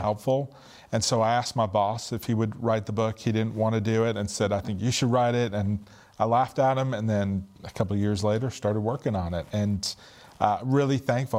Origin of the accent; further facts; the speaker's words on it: Northeast, United States; I'm from the Northeast, really loud, obnoxious